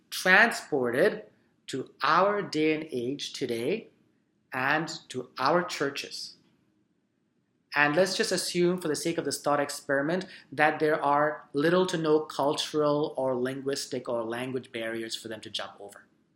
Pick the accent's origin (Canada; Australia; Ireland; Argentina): Canada; Surrey, British Columbia; We immigrated to Canada when I was 13 years old, and I grew up in Surrey.